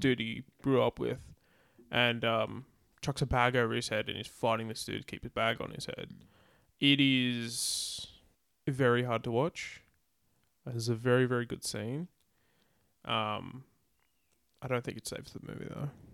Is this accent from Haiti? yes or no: no; Australia; we're Australian